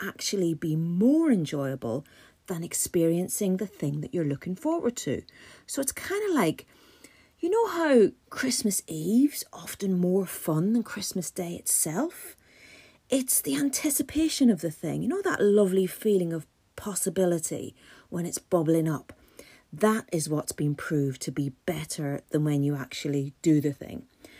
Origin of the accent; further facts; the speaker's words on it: Ireland; And being an Irish person, I'm suffering a wee bit because we don't do hot weather.